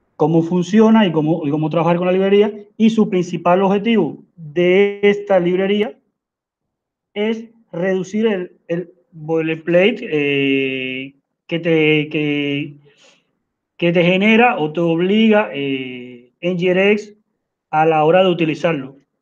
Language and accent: Spanish; Cuba; now in Uruguay; soy de Cuba, pero estoy viviendo en Uruguay.